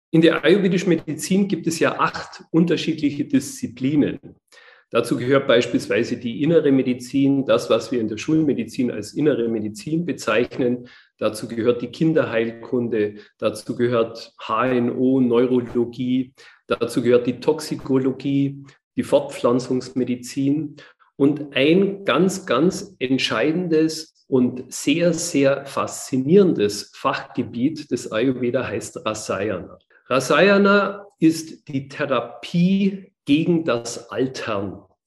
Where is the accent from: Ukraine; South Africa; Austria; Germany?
Germany; bei uns in Deutschland